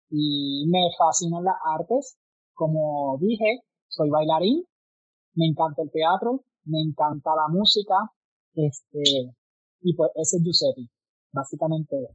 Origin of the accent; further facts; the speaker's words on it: Barranquitas, Puerto Rico; Soy de Barranquitas. Tengo 29 años. Ya estoy picando para los 30.